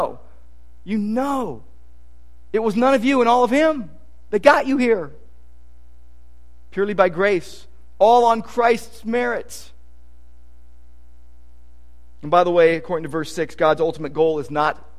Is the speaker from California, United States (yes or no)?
yes; Downey, California, United States; When I was a little kid, when we grew up in Downey, my room was overlooking the garage